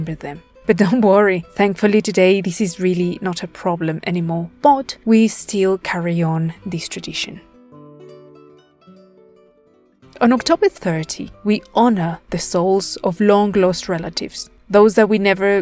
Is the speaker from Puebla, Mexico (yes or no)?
yes; Puebla, Mexico; here in my home state of Puebla